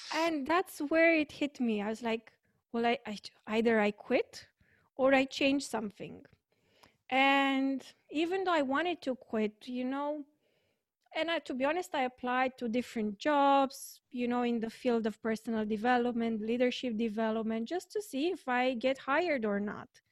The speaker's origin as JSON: {"language": "English", "country": "Romania", "said": "I'm from Romania"}